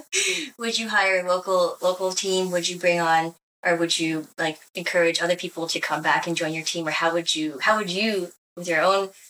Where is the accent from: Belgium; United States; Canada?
Canada; now in Taiwan; I'm from my background being half-breed, growing up in Canada.